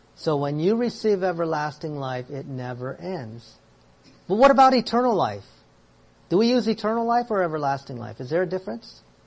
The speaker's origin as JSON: {"language": "English", "country": "United States", "tie": "born or raised there", "said": "I am American because I was born here in the States"}